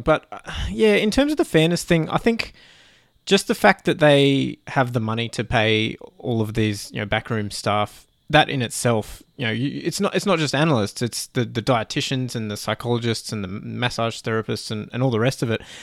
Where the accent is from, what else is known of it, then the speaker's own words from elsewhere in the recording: Canada; as a Canadian fan